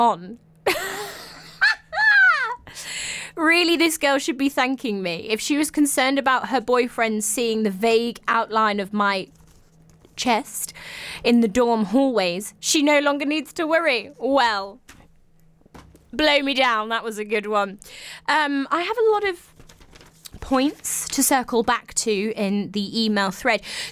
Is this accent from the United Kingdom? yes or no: yes; England, United Kingdom; I'm English